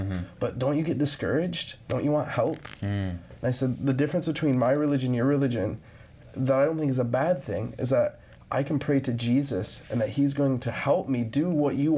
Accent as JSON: {"language": "English", "town": "Grand Rapids", "region": "Michigan", "country": "United States", "tie": "born or raised there", "said": "growing up in Grand Rapids, Michigan"}